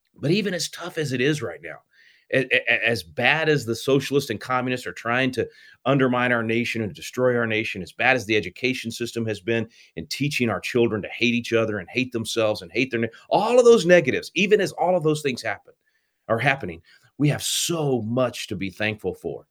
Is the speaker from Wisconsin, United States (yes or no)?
no; Texas, United States; my home state of Texas